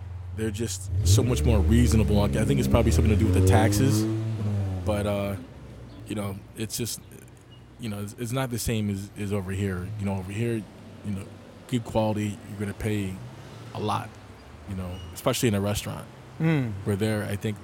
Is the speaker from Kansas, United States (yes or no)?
no; Rochester, New York, United States; moved away as an adult; also born or lived in Buffalo, New York / Syracuse, New York; now in New York City, United States; I grew up in Rochester, New York